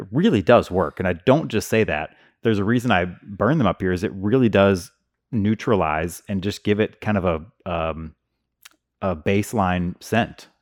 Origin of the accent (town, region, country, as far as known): Hazelwood, Missouri, United States; born or raised there